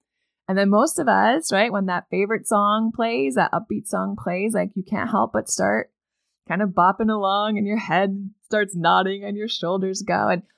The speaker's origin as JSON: {"language": "English", "region": "Maine", "country": "United States", "tie": "born or raised there", "said": "And if you live, I don't know, beyond the wall, like I did where I grew up in Northern Maine"}